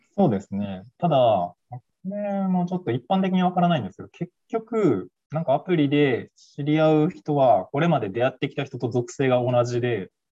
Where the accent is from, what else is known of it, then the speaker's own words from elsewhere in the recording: Kansai, Japan; now in Tokyo, Japan; 出身は関西なんですけど